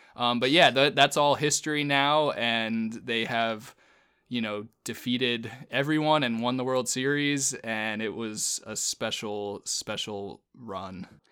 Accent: Northern Virginia, United States; moved away; I grew up in Northern Virginia

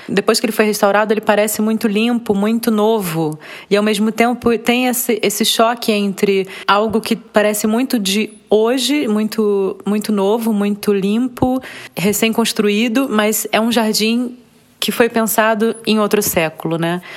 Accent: Rio de Janeiro, Brazil; moved away as an adult; now in Berlin, Germany; Nasci no Rio de Janeiro, no bairro do Andaraí, e há 12 anos eu vivo em Berlim, na Alemanha.

